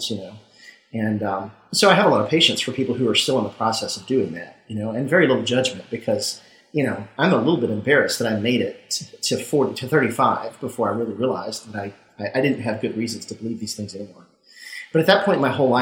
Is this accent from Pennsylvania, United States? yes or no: no; Mississippi, United States; I grew up in Mississippi and was a Southern Baptist